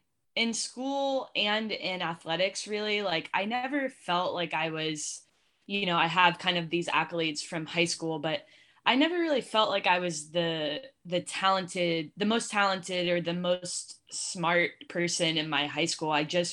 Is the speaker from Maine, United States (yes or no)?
no; Columbus, Ohio, United States; In the Columbus area specifically, there's not that much that like really stands out to like Columbus specific.